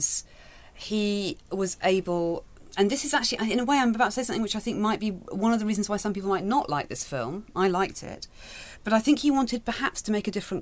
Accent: Manchester, North West England, United Kingdom; I grew up in Manchester

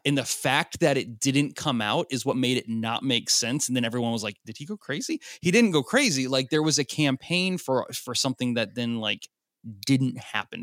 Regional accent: Nashville, Tennessee, United States; I'm from Nashville

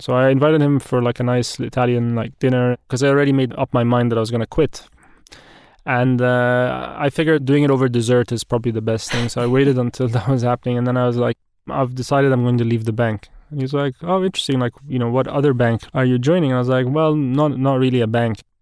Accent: Egypt; also born or lived in Wimbledon, London, United Kingdom; I'm forty-one years old, I'm Egyptian.

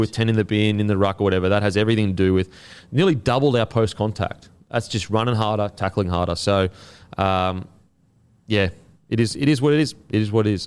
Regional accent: Queensland, Australia; as a Queenslander

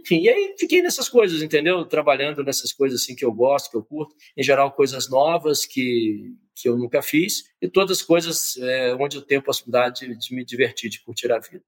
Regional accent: Conceição do Mato Dentro, Minas Gerais, Brazil; sou mineiro de Conceição do Mato Dentro, cidade histórica de Minas Gerais.

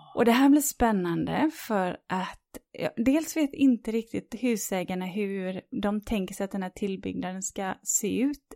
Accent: Sweden

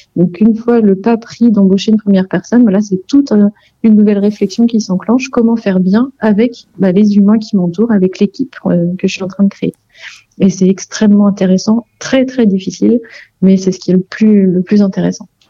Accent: Vendée, Pays de la Loire, France; je suis originaire de Vendée

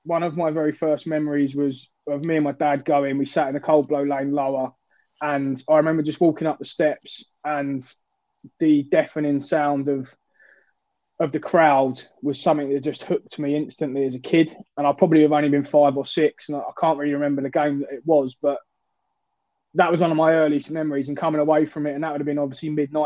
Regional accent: Epsom, South East England, United Kingdom; moved away as an adult; now in Manchester, United Kingdom; lived in Epsom all my life in Surrey

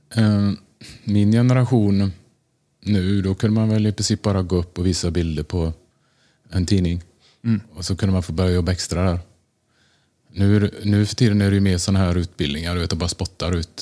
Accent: Tranemo, Västra Götaland, Sweden; moved away as an adult; also born or lived in Gothenburg / Stockholm; now in New York, United States; Jag är född i Göteborg och ehm, eh, bodde där ett år innan vi flyttade till Tranemo

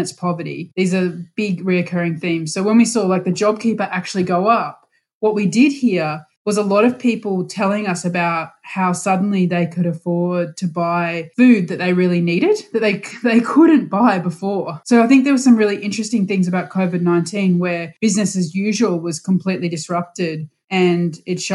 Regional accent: Brisbane, Queensland, Australia; moved away as an adult; also born or lived in Sydney; now in Princes Hill, Australia; I grew up in Brisbane and spent the first 21 years of my life in Brisbane, and then I moved to Sydney for 10 years and now I live in Princess Hill in Victoria

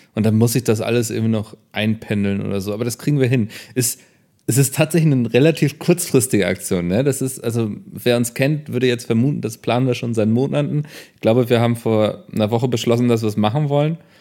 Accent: Northern Germany, Germany; für mich als Norddeutscher

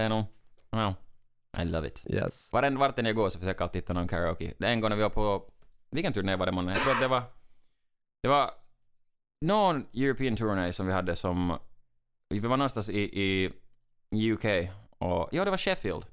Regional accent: Finland; i Finland säger vi alltid torille, som menar att, att uh, vi, går, vi går till stan, ut på gatan, vet, vi är stolta finnar

